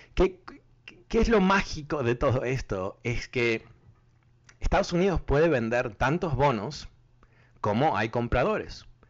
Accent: Uruguay; soy uruguayo

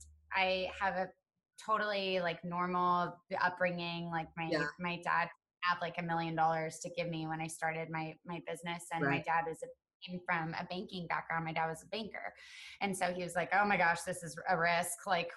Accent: Texas, United States; also born or lived in Chicago; I'm like a half breed. I'm from Texas and Chicago.

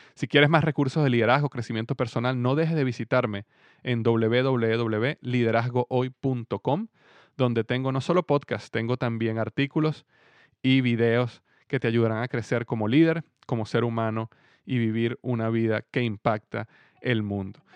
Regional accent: Venezuela; mi país en este momento, en Venezuela

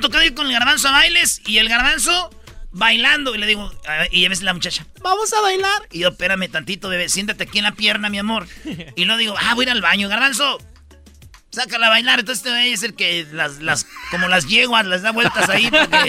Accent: Jiquilpan, Michoacán, Mexico; Yo soy de 1981, nací en el Hospital Lázaro Cárdenas el 11 de diciembre en Jiquilpan, Michoacán

